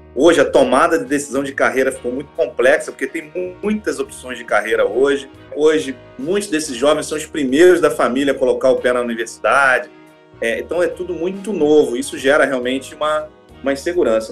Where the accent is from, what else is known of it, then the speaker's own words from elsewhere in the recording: Duque de Caxias, Rio de Janeiro, Brazil; nasci em Caxias, periferia do Rio de Janeiro. Eu sou aquele típico jovem negro que nasceu numa família pobre, morava lá do lado do valão